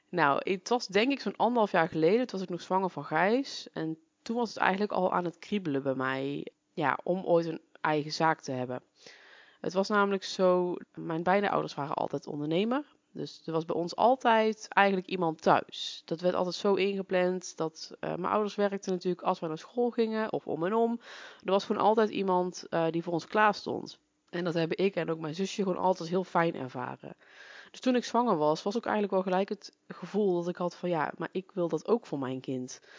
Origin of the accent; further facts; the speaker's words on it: North Brabant, Netherlands; now in Achterhoek, Netherlands; Oorspronkelijk kom ik uit Brabant, dat zal je misschien ook al horen. En ik ben zo'n zeven jaar geleden hierheen verhuisd voor de liefde.